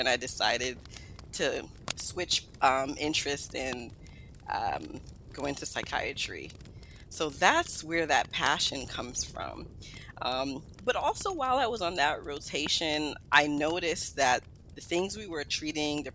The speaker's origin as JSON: {"language": "English", "town": "New York City", "region": "New York", "country": "United States", "tie": "born or raised there", "also_born_or_lived": "Guyana", "said": "I was raised in Brooklyn, New York."}